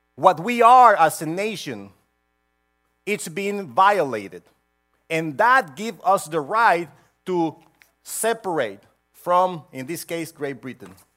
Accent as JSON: {"language": "English", "country": "Honduras", "tie": "born or raised there", "moved": "yes", "lives_now": "United States", "said": "I was born in Honduras, and I had to have a visa to go everywhere"}